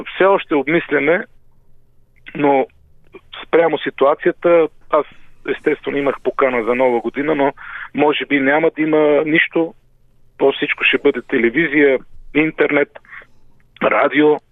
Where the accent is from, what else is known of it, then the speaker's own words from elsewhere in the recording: Pirin region, Bulgaria; Аз все пак съм от Пиринския край